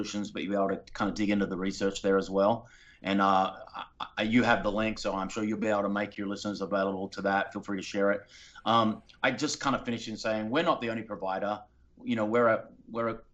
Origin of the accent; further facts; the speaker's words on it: Australia; now in Los Angeles, United States; I was raised in Australia